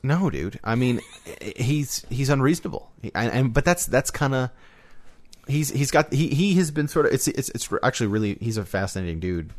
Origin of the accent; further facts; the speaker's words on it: United States; as an American